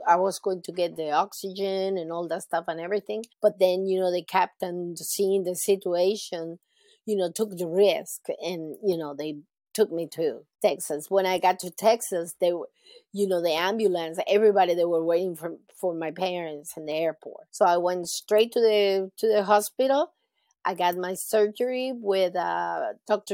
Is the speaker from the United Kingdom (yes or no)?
no; Caracas, Capital District, Venezuela; also born or lived in Raleigh, North Carolina / Charlotte, North Carolina; now in Jacksonville, United States; I was born in Venezuela in 1965